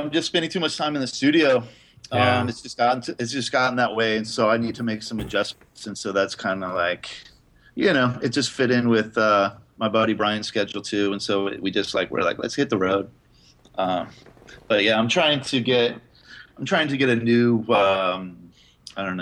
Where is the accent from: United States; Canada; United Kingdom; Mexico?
United States; Indianapolis, Indiana; moved away as an adult; now in San Francisco, United States; I grew up in the Midwest, Indiana, in Indianapolis. And I moved to San Francisco in 1996.